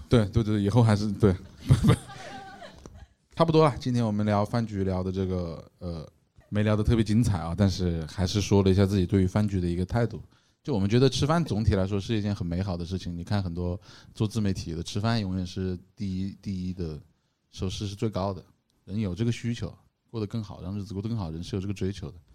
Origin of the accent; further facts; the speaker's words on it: Changsha, Hunan, China; 我们长沙人哪里能吹这牛